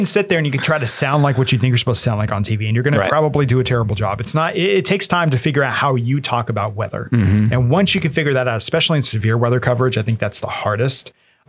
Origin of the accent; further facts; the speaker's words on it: Lubbock, Texas, United States; I grew up in Lubbock, Texas for a bit.